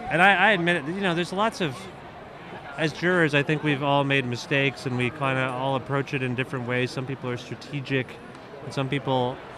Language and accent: English; India; I used to believe that as an Indian, I didn't need to put on sunscreen.